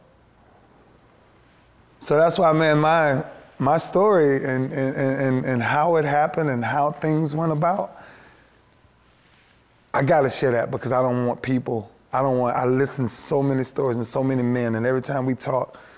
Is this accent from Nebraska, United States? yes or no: no; Lakeland, Florida, United States; doing it for my city, for where I'm from Lakeland.